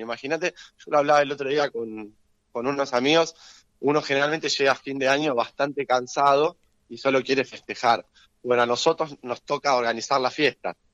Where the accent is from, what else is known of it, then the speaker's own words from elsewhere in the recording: Claypole, Buenos Aires Province, Argentina; yo soy vecino de Claypole